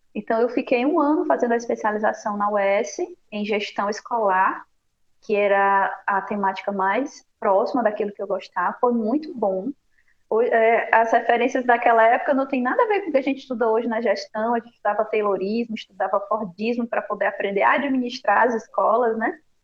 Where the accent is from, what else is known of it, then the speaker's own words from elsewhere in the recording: Ceará, Brazil; moved away as an adult; eu venho é do Ceará